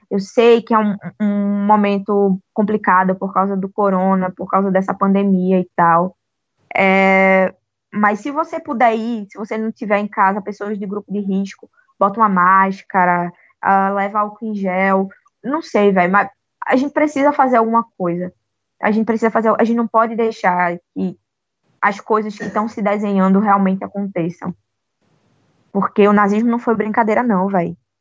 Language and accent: Portuguese; Northeast Region, Brazil; além de negra, além de pobre, eu ainda por cima sou nordestina.